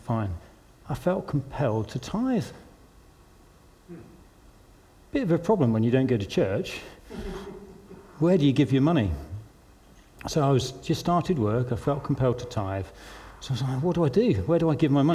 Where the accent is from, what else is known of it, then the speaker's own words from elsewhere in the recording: London, United Kingdom; moved away as an adult; also born or lived in Newcastle; I was from London